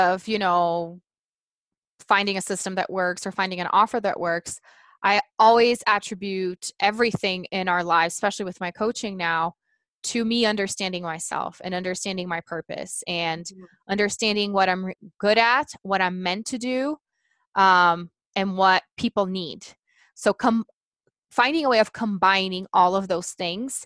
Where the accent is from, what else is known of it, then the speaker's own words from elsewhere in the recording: Brazil; first language Portuguese; English is a second language; moved away as an adult; now in Colorado, United States; I'm originally from Brazil. I do live in Colorado, but born and raised in Brazil